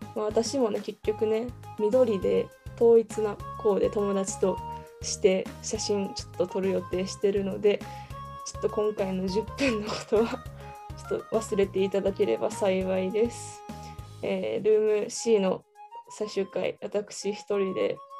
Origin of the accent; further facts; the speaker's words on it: Kansai, Japan; 地元が関西なこともあって